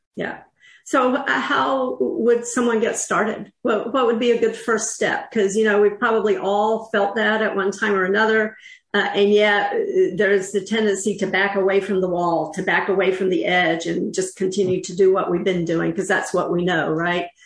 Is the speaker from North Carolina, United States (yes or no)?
yes; North Carolina, United States; I'm from North Carolina